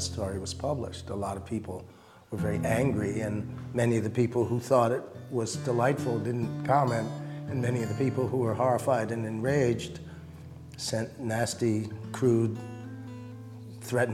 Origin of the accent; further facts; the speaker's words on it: North Bennington, Vermont, United States; I grew up in North Bennington